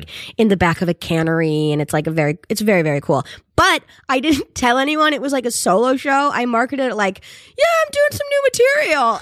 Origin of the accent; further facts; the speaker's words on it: North Adams, Massachusetts, United States; there was a team when, from my hometown, it was called the Steeplecats